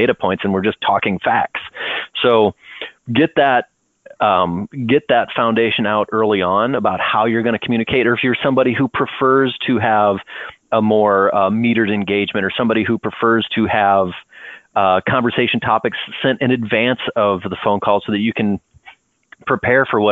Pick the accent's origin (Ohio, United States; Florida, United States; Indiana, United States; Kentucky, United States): Ohio, United States; Northwest; also born or lived in Wyoming; now in San Diego, United States; I'm originally from Northwest Ohio. I lived for 5 years in Wyoming